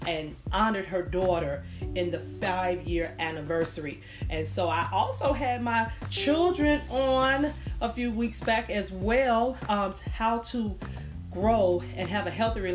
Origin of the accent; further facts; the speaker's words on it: Chicago, Illinois, United States; broadcasting from Chicago, Illinois, my hometown